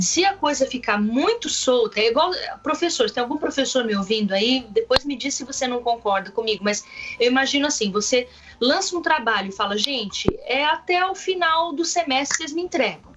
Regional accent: Brazil; eu sou brasileira

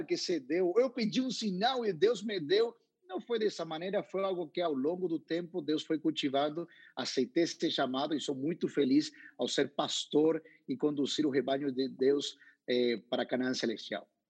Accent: Paraná, Entre Ríos, Argentina; Portuguese is a second language; moved away; also born or lived in South Africa; eu sou nascido em Paraná, entre rios, na frente de um rio

